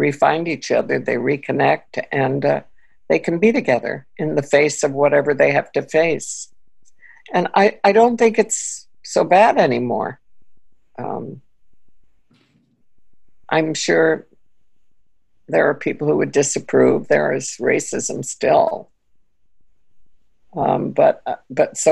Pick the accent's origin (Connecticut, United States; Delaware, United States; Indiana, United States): Connecticut, United States; also born or lived in Austria; I grew up in New England, you know, in Connecticut